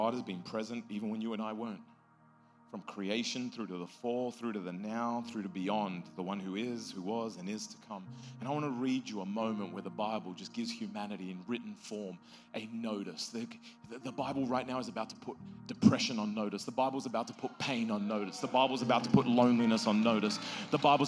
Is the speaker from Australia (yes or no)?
yes; Australia; moved away; I'm from Australia.